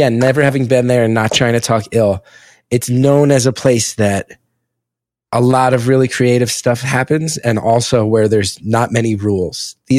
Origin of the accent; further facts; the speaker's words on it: West Orange, New Jersey, United States; also born or lived in Montclair, New Jersey; I grew up in West Orange, lived in Montclair for a year or two